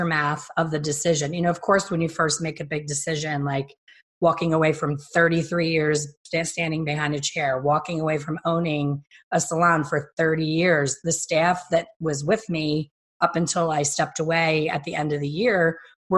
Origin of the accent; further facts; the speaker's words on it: Philadelphia, Pennsylvania, United States; I'm from Philly, and I've had enough Philly winters